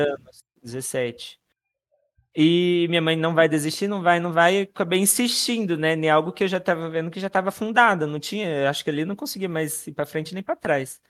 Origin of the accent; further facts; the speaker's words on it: Sandovalina, São Paulo, Brazil; also born or lived in Presidente Prudente; nascido em Presidente Prudente, né? Mas sou de Sandovalina, né? Interior de São Paulo